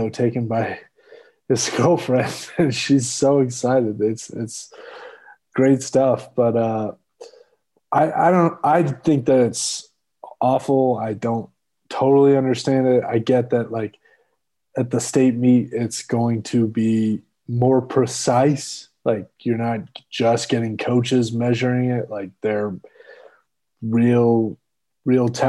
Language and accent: English; Arkansas, United States; where I grew up in Arkansas